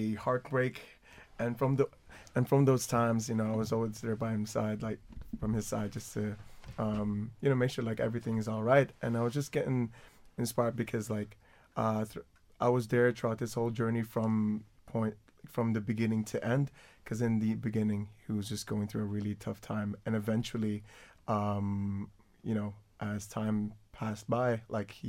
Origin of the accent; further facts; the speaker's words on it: Philippines; now in Ireland; I'm from the Philippines.